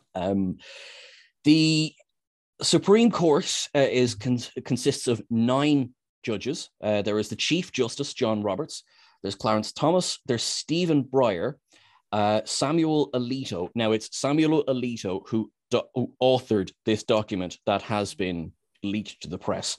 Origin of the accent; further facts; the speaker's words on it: Ireland; we're Irish